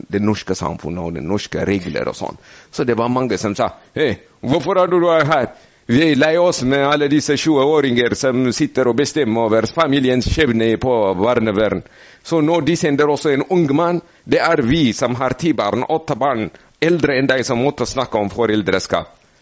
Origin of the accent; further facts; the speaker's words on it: Ethiopia; Norwegian is a second language; now in Norway; jeg er eh, fra Etiopia, så eh, jeg kom fra et bibelsk land